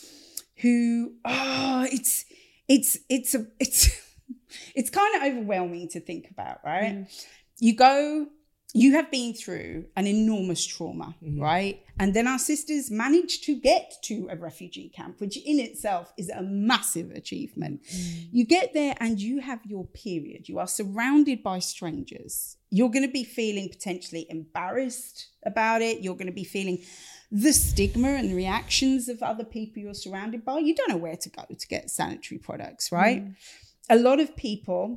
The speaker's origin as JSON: {"language": "English", "town": "Stevenage", "region": "East of England", "country": "United Kingdom", "tie": "born or raised there", "accent": "Stevenage", "said": "this is being done in a Stevenage accent. Much as I love my hometown, this should not be in a Stevenage accent"}